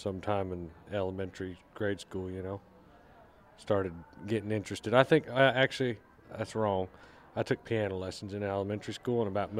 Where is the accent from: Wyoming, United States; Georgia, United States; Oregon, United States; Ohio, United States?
Wyoming, United States; Cody; moved away; Originally from Wyoming.